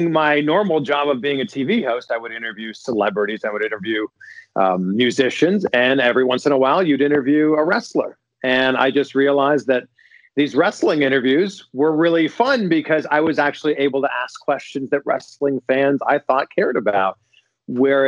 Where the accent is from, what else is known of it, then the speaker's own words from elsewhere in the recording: Toronto, Ontario, Canada; moved away as an adult; also born or lived in Cleveland, Ohio / Miami, Florida / Cincinnati area, Ohio; now in Cincinnati, United States; I am from Toronto. I've been in the States for the last 10 years.